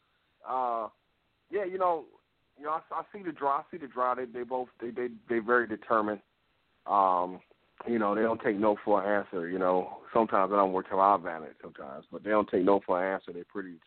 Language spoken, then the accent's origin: English; Detroit, Michigan, United States; growing up in Detroit and seeing the grind and the blue collar